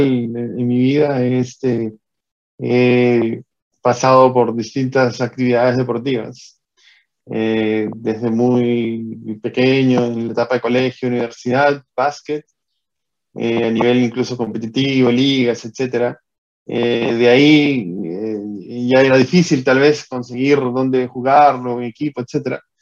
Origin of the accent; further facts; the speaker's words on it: Peru; moved away as an adult; also born or lived in Costa Rica; yo soy natural de Perú